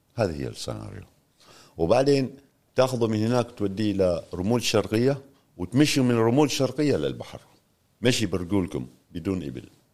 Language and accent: Arabic; Oman; also born or lived in Tanzania; ونحن شباب عمانيين